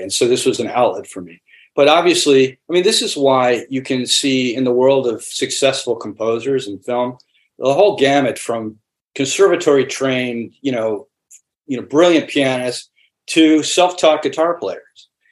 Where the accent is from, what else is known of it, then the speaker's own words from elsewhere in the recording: New York, United States; now in Los Angeles, United States; I'm based in Los Angeles, but I'm from New York. I grew up outside of another great city, New York